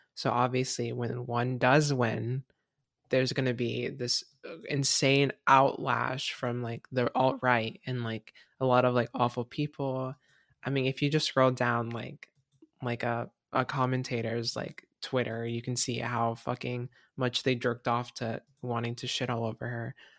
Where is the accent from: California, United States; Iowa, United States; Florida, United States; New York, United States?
Florida, United States; moved away as an adult; now in Washington, United States; I'm, I'm from Florida